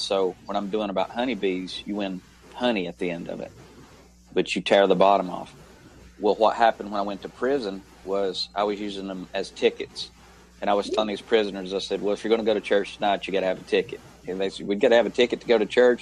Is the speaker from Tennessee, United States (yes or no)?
yes; Tennessee, United States; I'm from Tennessee